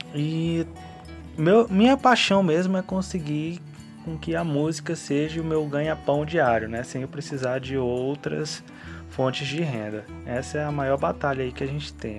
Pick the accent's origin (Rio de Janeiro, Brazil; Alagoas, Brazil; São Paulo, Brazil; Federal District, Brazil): Federal District, Brazil; Taguatinga; eu sou brasiliense, nascido aqui em Itaguatinga mesmo